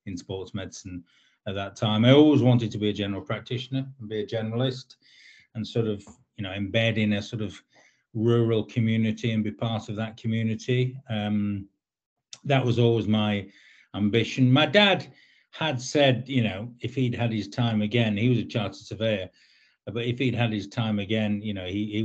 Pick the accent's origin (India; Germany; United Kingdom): United Kingdom; Lancaster, North West England; moved away as an adult; now in London, United Kingdom; I was born in Lancaster and brought up around Lancaster, went to school in Lancaster.